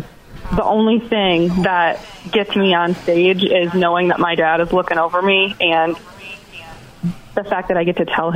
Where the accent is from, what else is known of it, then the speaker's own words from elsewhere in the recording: Manistee, Michigan, United States; I grew up in Manistee